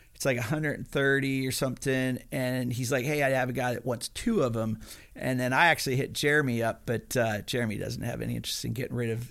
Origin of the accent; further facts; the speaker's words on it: Pennsylvania, United States; I was a hillbilly from Pennsylvania